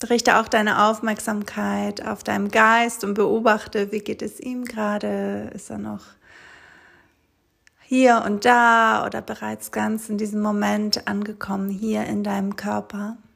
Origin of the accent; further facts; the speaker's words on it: Greece; German is a second language; moved away as an adult; nach Griechenland auf der kleinen Insel, wo ich aufgewachsen bin, wo ich die ersten 18 Jahre meines Lebens verbracht habe.